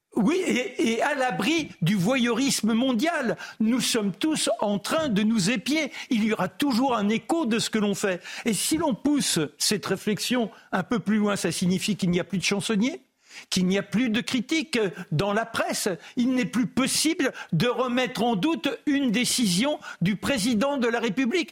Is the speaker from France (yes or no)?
yes; France; je suis français